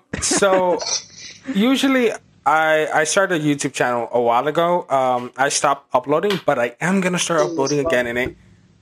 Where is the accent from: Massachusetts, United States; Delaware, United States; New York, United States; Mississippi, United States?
New York, United States; He's from Pennsylvania, and me and Anthony are from New York.